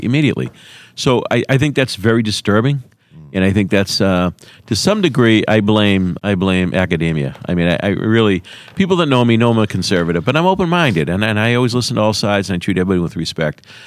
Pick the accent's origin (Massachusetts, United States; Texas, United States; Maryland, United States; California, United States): Massachusetts, United States; Quincy; the city of Quincy has been a gateway community for over a hundred years, which means you go back a hundred years, we're thirty percent immigrants